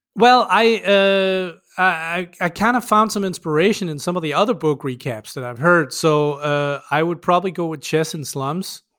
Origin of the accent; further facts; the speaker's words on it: Denmark; first language Danish; English is a second language; Danish is my native language